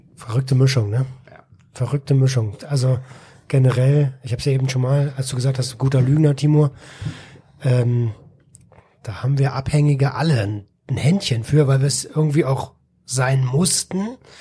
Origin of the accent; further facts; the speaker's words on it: Berlin, Germany; ich als ähm, als ja Berliner Stadtkind